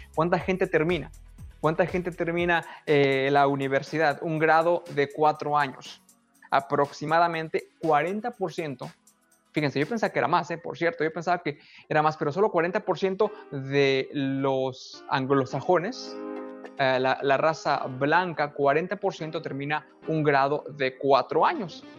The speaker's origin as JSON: {"language": "Spanish", "town": "San Juan del Río", "region": "Querétaro", "country": "Mexico", "tie": "born or raised there", "moved": "as an adult", "lives_now": "United States", "said": "Yo soy mexicano, obviamente. Se puede notar que soy mexicano, crecí en México"}